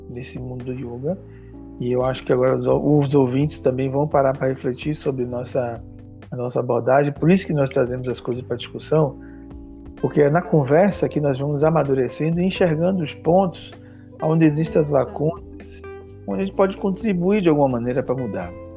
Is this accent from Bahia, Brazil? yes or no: yes; Salvador, Bahia, Brazil; da periferia de Salvador, da minha terra